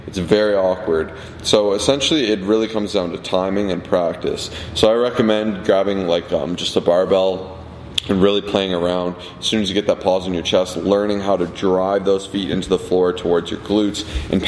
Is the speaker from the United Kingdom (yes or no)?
no; Toronto, Ontario, Canada; we're from Canada if you don't know that, Toronto, Ontario